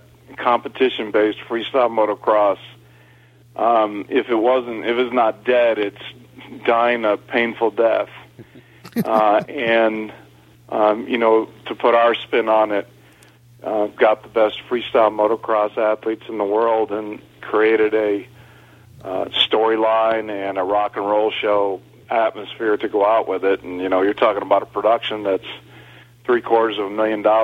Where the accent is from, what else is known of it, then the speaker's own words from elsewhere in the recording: Elgin, Illinois, United States; right outside of Chicago in Elgin